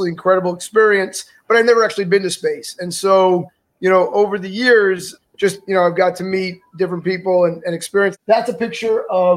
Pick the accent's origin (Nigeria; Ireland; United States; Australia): United States; Hollywood, Florida; also born or lived in Toronto, Canada; I grew up here in Hollywood, South Florida, but I am an American